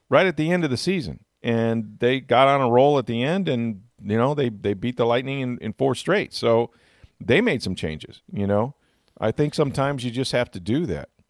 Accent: Tampa, Florida, United States; growing up in Tampa

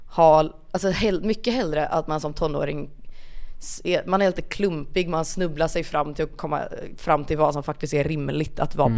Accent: Kungälv, Västra Götaland, Sweden; also born or lived in Rannebergen, Gothenburg; jag flyttade ju därifrån alldeles för tidigt för att känna någon sorts att det, det är ju inte en kanske. del av min identitet att jag föddes i Rannebergen

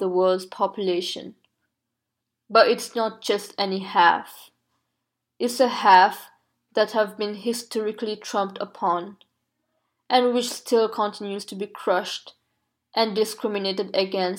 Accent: Mauritius; moved away; I was born in Mauritius, which is a country with very progressive gender equality laws.

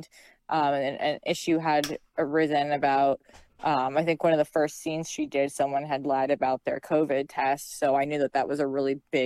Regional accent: New Jersey, United States; I'm 100% a Jersey girl. I'm an East Coaster

